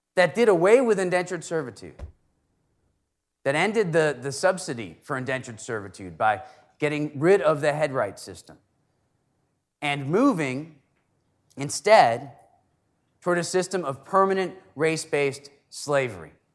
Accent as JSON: {"language": "English", "town": "Stratford", "region": "Connecticut", "country": "United States", "tie": "born or raised there", "said": "my hometown, Stratford, Connecticut"}